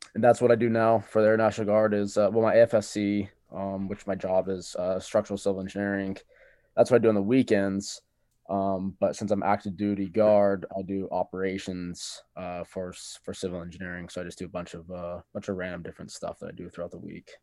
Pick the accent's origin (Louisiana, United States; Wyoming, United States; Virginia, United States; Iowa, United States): Wyoming, United States; Cheyenne; I'm from Cheyenne, Wyoming